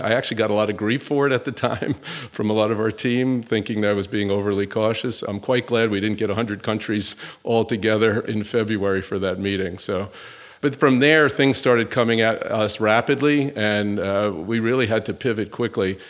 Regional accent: New York City, New York, United States; also born or lived in Northeast United States; I'm actually a New Yorker. So I was born in New York City, uh, in the United States, grew up and went to school into the Northeast

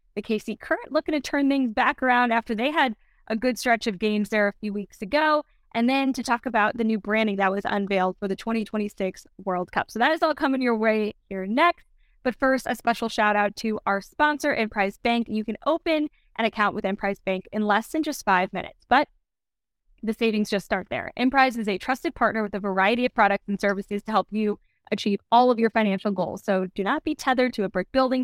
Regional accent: St. Louis, Missouri, United States; Growing up in Saint Louis

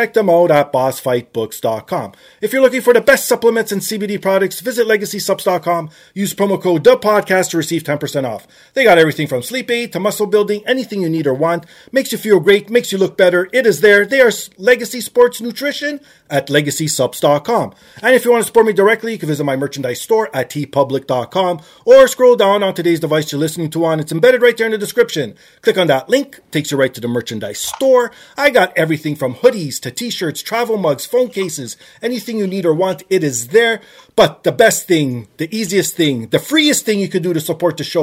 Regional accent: Canada; I am Canadian, obviously. Philadelphia is not my hometown

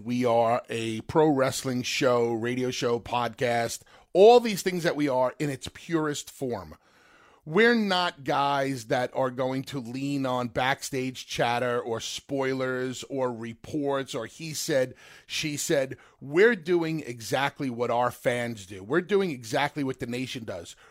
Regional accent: New York, United States; growing up in New York

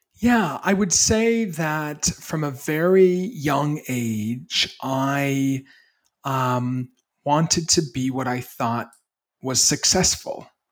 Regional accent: Maine, United States; I grew up in Maine

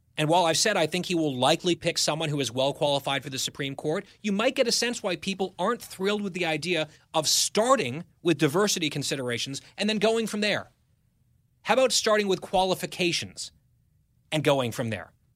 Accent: United States; I grew up in the New York area from fourth grade through high school

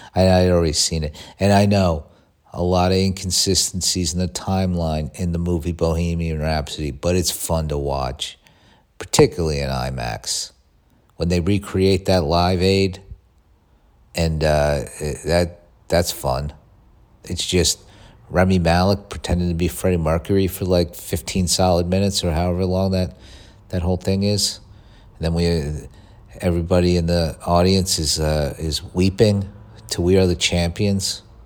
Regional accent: United States

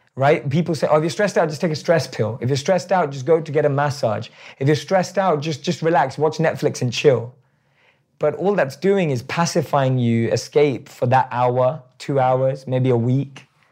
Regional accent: London, United Kingdom; I still look like I'm from London

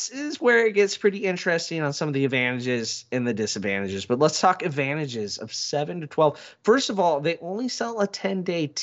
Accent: United States; we're Americans

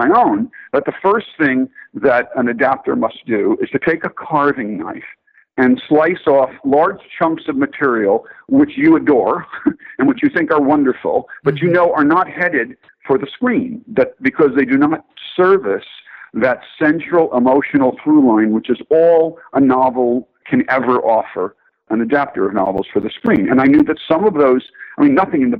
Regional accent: Newark, New Jersey, United States; I'm from Newark. My father was of that generation of Newark sons of immigrants.

